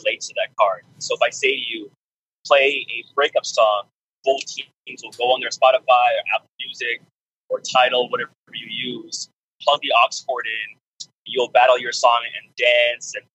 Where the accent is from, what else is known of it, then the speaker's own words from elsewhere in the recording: Canada; I'm Canadian.